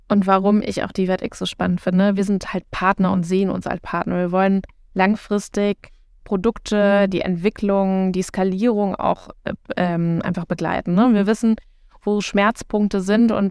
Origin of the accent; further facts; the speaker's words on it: North Rhine-Westphalia, Germany; born there; now in Berlin, Germany; Also ich plädiere ja groß für das Sauerland. Ich komme gebürtig aus dem Sauerland.